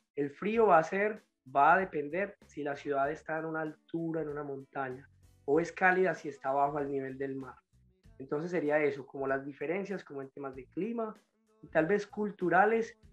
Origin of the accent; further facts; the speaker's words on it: Medellín, Antioquia, Colombia; moved away as an adult; now in Brazil; yo soy de Medellín, eh, de Colombia, y vivo en Brasil hace nueve años.